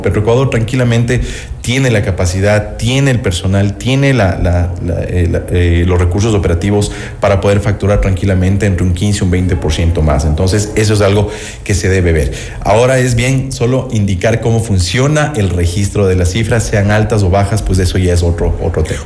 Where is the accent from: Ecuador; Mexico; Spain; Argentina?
Ecuador